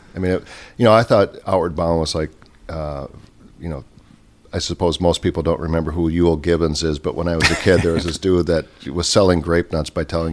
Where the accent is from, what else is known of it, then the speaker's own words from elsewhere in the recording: St. Paul, Minnesota, United States; Born and raised in St. Paul